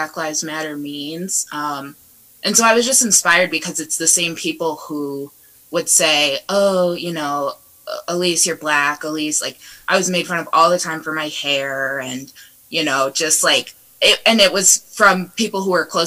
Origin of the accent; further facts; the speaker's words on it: Northwood, Ohio, United States; moved away as an adult; also born or lived in Kent, Ohio; now in Chicago, United States; I grew up in Northwood. I went to Northwood High School.